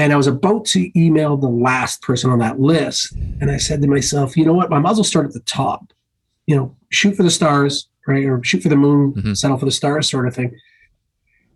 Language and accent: English; Canada; us being Canadian